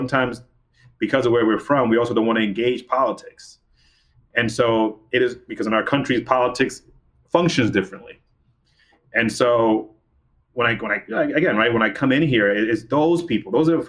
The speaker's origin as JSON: {"language": "English", "region": "New York", "country": "United States", "said": "when I go to DC, I'm from New York, right?"}